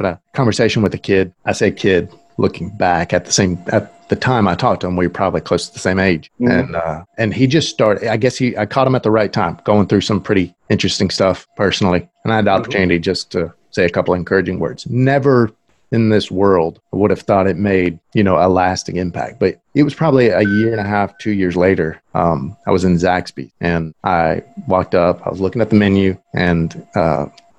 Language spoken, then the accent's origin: English; Moundville, Alabama, United States; also born or lived in Tuscaloosa, Alabama; I'm actually from Moundville